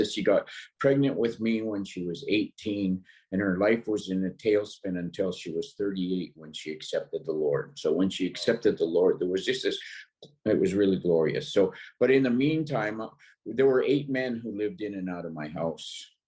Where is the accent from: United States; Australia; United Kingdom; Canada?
Canada; North Vancouver, British Columbia; born there; I was born in North Vancouver, and both my parents were in the military